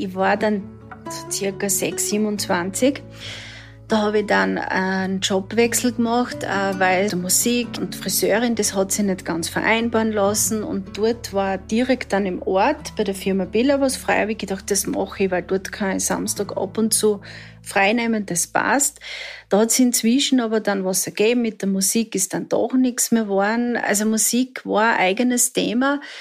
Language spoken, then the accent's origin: German; Southern Styria, Austria; Ich bin in der Südsteiermark aufgewachsen